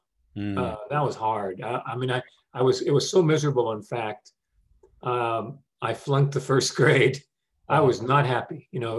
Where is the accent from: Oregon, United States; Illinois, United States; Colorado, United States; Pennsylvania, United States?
Colorado, United States; Brighton; born there; And so I was born actually in Brighton, Colorado. My parents had just left internment camp. It was not safe to come back to California yet, but my dad wanted to get my family out of there.